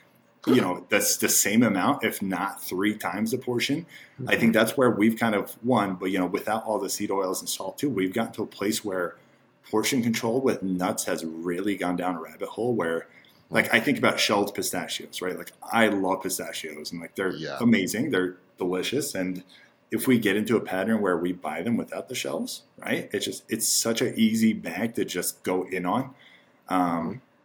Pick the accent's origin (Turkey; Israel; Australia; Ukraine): Turkey; moved away; growing up in Turkey, there's a lot of organ meat consumption in Turkey